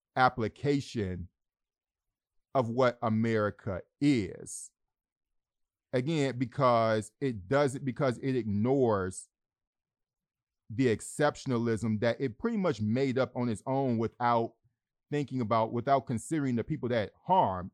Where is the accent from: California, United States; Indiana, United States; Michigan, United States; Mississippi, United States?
Michigan, United States; Detroit; my hometown of Detroit